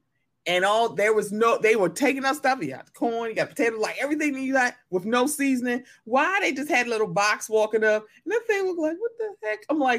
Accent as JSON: {"language": "English", "region": "Maryland", "country": "United States", "said": "I'm from Maryland, so a lot of people say dog."}